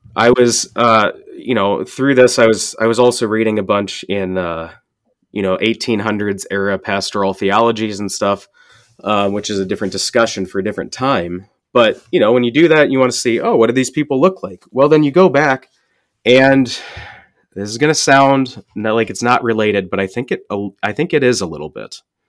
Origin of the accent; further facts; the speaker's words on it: St. Louis, Missouri, United States; I grew up in Saint Louis